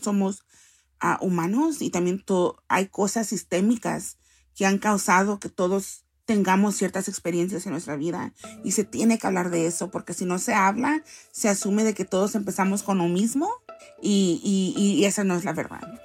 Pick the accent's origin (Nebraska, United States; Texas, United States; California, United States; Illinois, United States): California, United States; Los Angeles; also born or lived in El Salvador; He vivido toda mi vida acá en esta ciudad